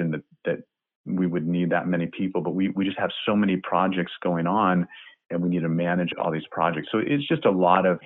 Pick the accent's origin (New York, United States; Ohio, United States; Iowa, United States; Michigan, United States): Iowa, United States; Cedar Rapids; I grew up in Cedar Rapids, Iowa